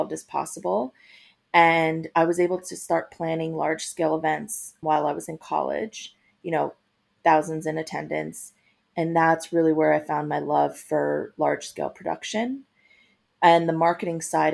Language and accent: English; Long Island, New York, United States; moved away as an adult; also born or lived in Guatemala / Boston, Massachusetts; now in Los Angeles, United States; I grew up on Long Island